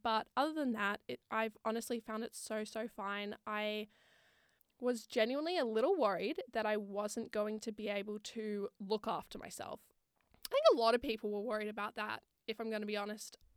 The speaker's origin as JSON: {"language": "English", "town": "Sydney", "region": "New South Wales", "country": "Australia", "moved": "as an adult", "lives_now": "Wollongong, Australia", "said": "I'm originally from Sydney and I moved to Wollongong for uni"}